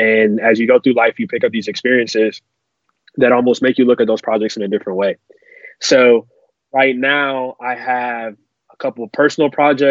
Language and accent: English; Silver Spring, Maryland, United States; I'm from Silver Spring, Maryland, 20 minutes outside of Washington, D.C.